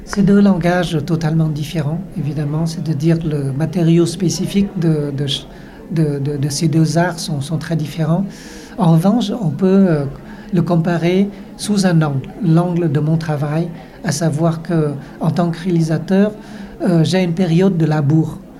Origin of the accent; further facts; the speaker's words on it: Vietnam; en tant que Vietnamien, étant Vietnamien